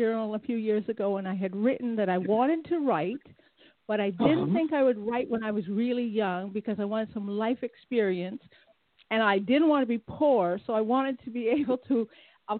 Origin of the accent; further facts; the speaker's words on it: Saskatchewan, Canada; also born or lived in Toronto; now in Mississauga, Canada; I was born in on a farm in Saskatchewan, and I moved to Toronto back in 1976.